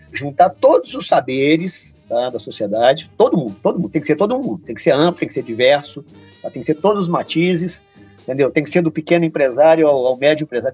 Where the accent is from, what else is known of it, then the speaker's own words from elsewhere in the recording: Volta Redonda, Rio de Janeiro, Brazil; eu vi na minha, na minha juventude muita gente desaparecer em Volta Redonda